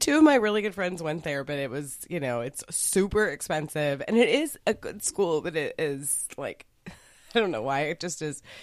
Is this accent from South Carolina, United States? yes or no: no; Dallas, Texas, United States; I was raised in Dallas